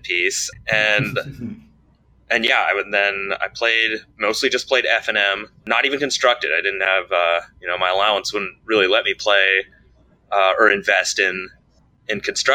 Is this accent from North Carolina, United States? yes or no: yes; Raleigh, North Carolina, United States; I grew up in Raleigh